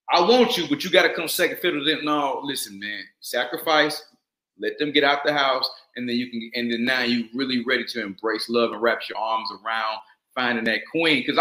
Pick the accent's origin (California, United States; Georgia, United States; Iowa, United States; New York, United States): Georgia, United States; Atlanta; I was raised in Atlanta, Georgia.